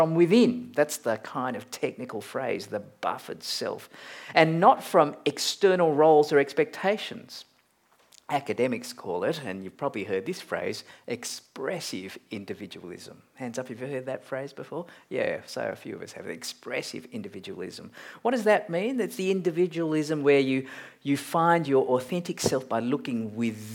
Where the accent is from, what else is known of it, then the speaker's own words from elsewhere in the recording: Malaysia; now in Australia; I'm a Malaysian-born Chinese-Australian